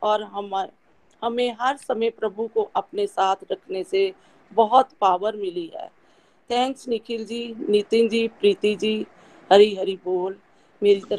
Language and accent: Hindi; Batala, Punjab, India; मैं बटाला से बिलोंग करती हूँ